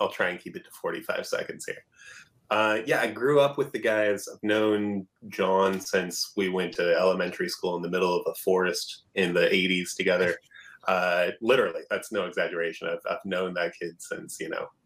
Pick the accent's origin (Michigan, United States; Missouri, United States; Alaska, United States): Alaska, United States; also born or lived in Portland; now in Seattle, United States; growing up in Alaska